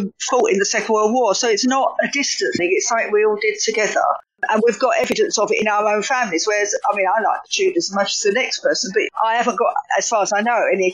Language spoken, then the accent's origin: English; London, United Kingdom; accent: Cockney; you could probably tell from my accent already why I would write about East London. It's where I come from.